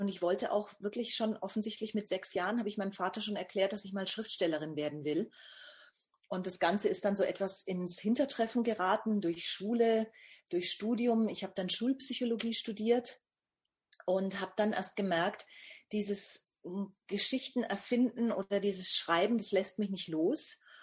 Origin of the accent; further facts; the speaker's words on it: Bamberg, Bavaria, Germany; Ich bin geboren in Bamberg. Das liegt also in Nordbayern bzw. Oberfranken